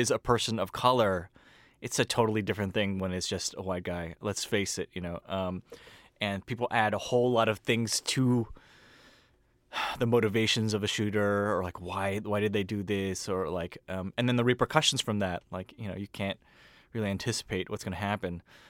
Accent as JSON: {"language": "English", "region": "California", "country": "United States", "tie": "born or raised there", "said": "You know, I grew up in Silicon Valley, and I grew up amongst a lot of Asians, like a pan-Asian sort of group."}